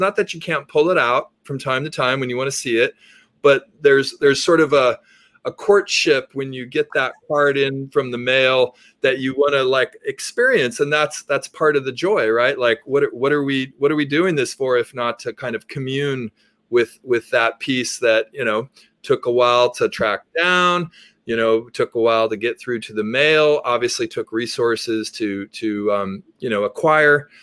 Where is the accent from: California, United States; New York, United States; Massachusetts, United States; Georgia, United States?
California, United States; Berkeley; I grew up in Berkeley